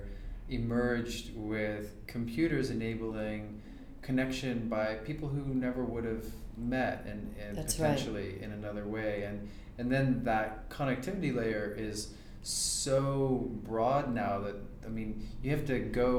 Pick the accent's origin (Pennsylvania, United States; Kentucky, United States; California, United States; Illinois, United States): California, United States; Monterey; I grew up in Monterey, California